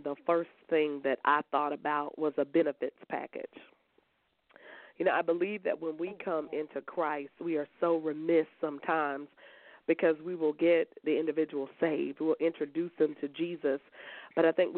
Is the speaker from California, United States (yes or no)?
no; Columbia, South Carolina, United States; I'm from Columbia, South Carolina